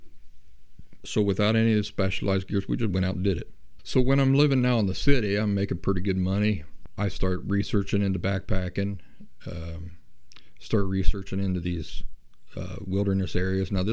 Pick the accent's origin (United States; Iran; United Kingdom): United States; Appalachia; moved away as an adult; also born or lived in Columbus, Ohio / Philadelphia, Pennsylvania / Boston area; I grew up in the Appalachian backcountry. In my mid-20s, I moved off from Appalachia, and I moved to the big cities